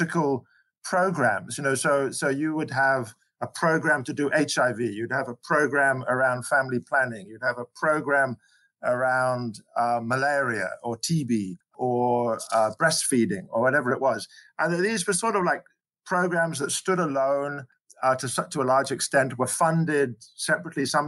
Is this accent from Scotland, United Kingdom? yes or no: yes; Scotland, United Kingdom; moved away as an adult; now in South Africa; I came here from Scotland, actually, originally, where I trained as a general practitioner